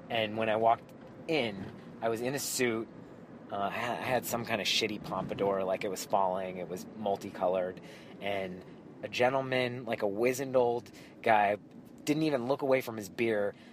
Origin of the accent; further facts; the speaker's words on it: New York, United States; Well, I'll tell you what, I'm from New York. I just live here now.